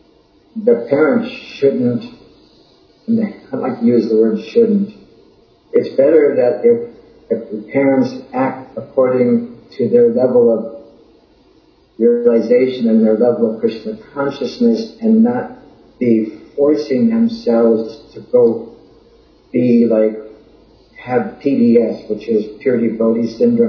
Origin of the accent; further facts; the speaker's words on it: United States; I'm not too American. I just am American